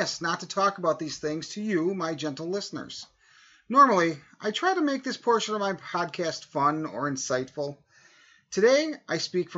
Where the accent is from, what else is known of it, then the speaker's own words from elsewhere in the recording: Wisconsin, United States; my home state of Wisconsin